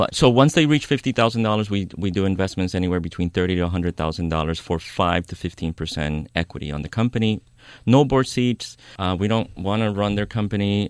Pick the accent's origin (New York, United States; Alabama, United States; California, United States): New York, United States; moved away as an adult; now in Oakland, United States; I grew up in New York. I moved to the Bay Area about 16 years ago to I Oakland